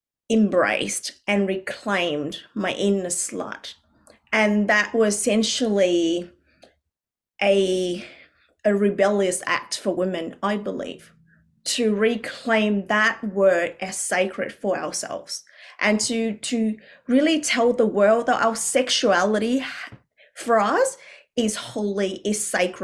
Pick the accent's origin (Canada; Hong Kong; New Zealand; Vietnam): Vietnam; moved away; I grew up originally in Vietnam, where we had a lot of cultural conditioning